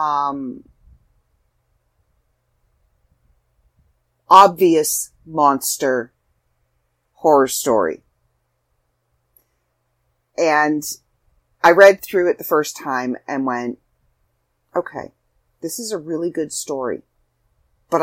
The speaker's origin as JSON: {"language": "English", "country": "Canada", "said": "as a Canadian"}